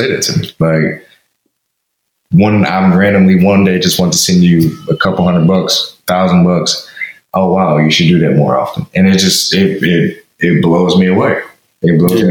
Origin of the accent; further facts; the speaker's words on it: St. Louis, Missouri, United States; my hometown in St. Louis